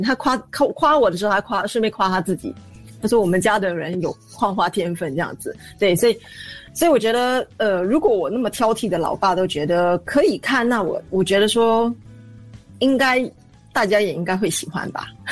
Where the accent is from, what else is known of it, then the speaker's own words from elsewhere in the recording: Singapore; 因为我童年是在租赁祖屋里面度过的